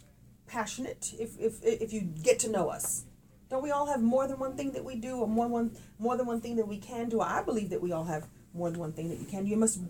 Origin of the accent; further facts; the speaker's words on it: Brooklyn, New York, United States; I'm from Brooklyn. I don't sound like it when I talk, but I'm from Brooklyn.